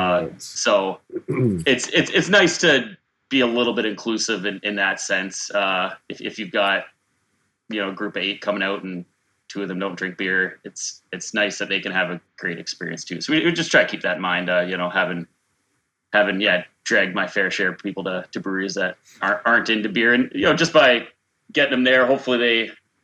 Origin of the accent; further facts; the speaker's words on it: Niagara Falls, Ontario, Canada; I'm from Niagara Falls. I'm from the north end of Niagara Falls